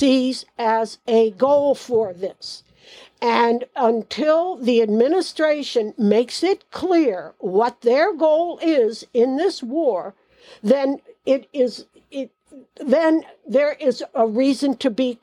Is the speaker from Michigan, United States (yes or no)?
no; Indiana, United States; I'm from Indiana